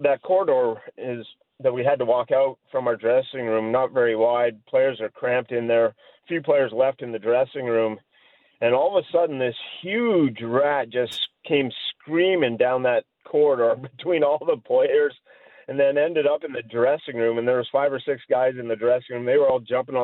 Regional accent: Fernie, British Columbia, Canada; moved away; also born or lived in Calgary, Alberta / Miami, Florida; grew up in Fernie, British Columbia, just across the border there

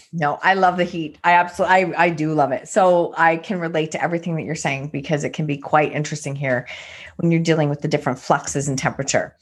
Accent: Canada; we're Canada, but we're still East Coast in that sense

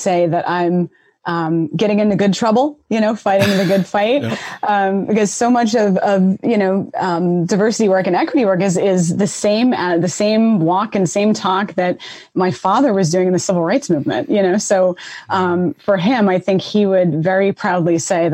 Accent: Boston, Massachusetts, United States; moved away; also born or lived in Middleborough, Massachusetts; So I'm originally from Roxbury, Boston, which in the 80s was a very hard up community. You know, my brother and I grew up city kid life, you know, for a good portion of my life.

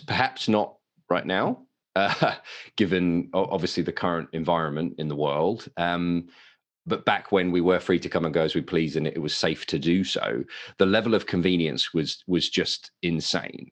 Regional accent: United Kingdom; accent: English; moved away as an adult; now in Westfield, United States; Don't be fooled by the accent. I am a Brit, uh, but I live in America.

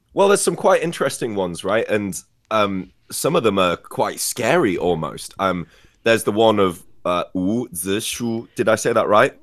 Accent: Scarborough, Yorkshire and the Humber, United Kingdom; in my hometown we also have a special kind of boat race in hmm. Scarborough in in the northeast

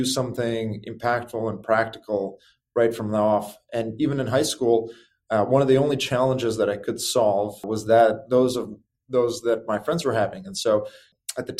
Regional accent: Chicago, Illinois, United States; moved away as an adult; also born or lived in California; growing up in Chicago was wonderful

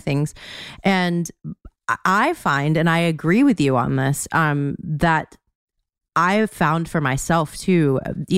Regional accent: the South, United States; I'm from the South

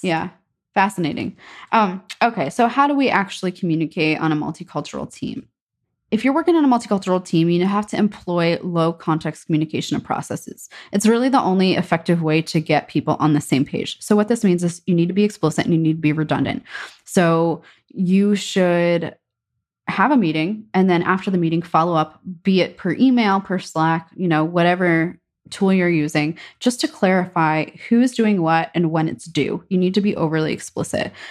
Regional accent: United States; as an American

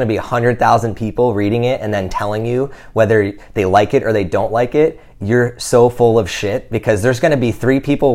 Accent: New Jersey, United States; now in Austin, United States; We grew up in New Jersey

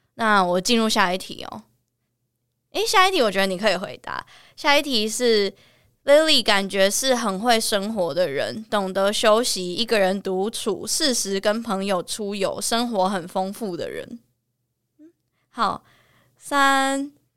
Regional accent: Taiwan; 我就是土生土长的呆瓜

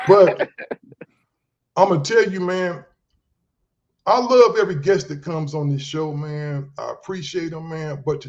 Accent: Ohio, United States; I'm from Ohio originally.

